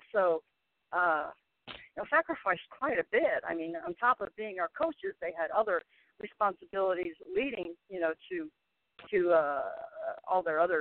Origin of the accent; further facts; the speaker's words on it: Chicago, Illinois, United States; moved away as an adult; also born or lived in Kansas; now in Houston, United States; I grew up in Chicago, went to school in Kansas